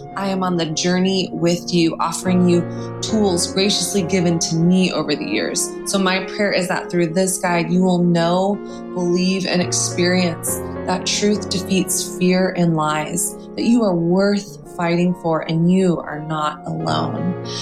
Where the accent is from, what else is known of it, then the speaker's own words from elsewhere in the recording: Texas, United States; I'm from Texas